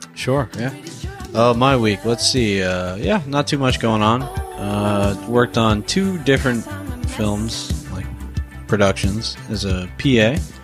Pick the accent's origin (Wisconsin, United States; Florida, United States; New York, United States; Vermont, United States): Florida, United States; moved away; I'm from Florida